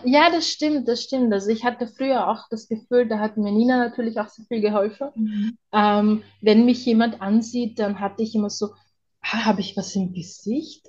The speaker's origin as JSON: {"language": "German", "region": "Vienna", "country": "Austria", "said": "ich bin ja aus Wien und bei uns ist es das so"}